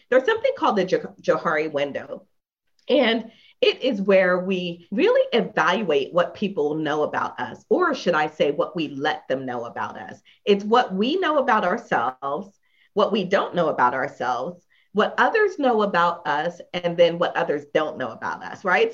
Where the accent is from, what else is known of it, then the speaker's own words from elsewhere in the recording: Philadelphia, Pennsylvania, United States; moved away; I am from Philadelphia originally